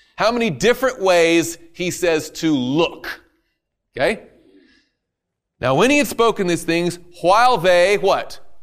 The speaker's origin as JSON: {"language": "English", "region": "the South", "country": "United States", "said": "I'm from the South."}